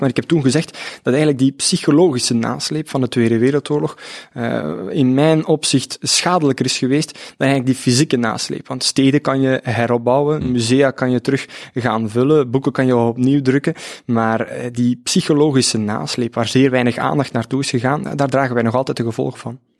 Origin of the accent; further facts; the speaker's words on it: Opwijk, Flanders, Belgium; also born or lived in Ghent; afkomstig uit Opwijk, dat is een, eh, een dorp op de grens van Vlaams-Brabant en Oost-Vlaanderen.